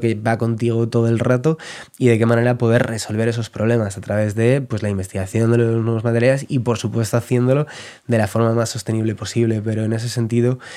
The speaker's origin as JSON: {"language": "Spanish", "town": "Madrid", "region": "Community of Madrid", "country": "Spain", "also_born_or_lived": "Valencia", "moved": "yes", "lives_now": "El Escorial, Spain", "said": "yo soy de Madrid, pero he vivido ya, yo creo, 8 o 9 años en Valencia"}